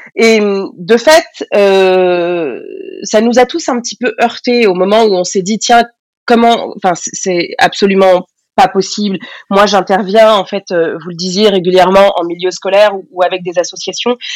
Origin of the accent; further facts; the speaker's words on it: Essonne, Île-de-France, France; J'ai grandi dans l'Essonne, dans le 91, dans une banlieue